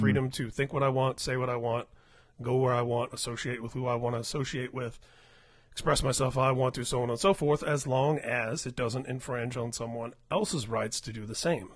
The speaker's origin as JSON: {"language": "English", "town": "Indianapolis", "region": "Indiana", "country": "United States", "tie": "born or raised there", "said": "Indianapolis, where I grew up"}